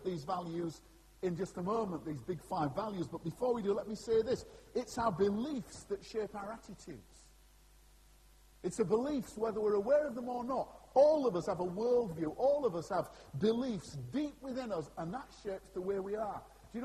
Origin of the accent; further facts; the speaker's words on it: Scarborough, Yorkshire and the Humber, United Kingdom; that's my hometown, Scarborough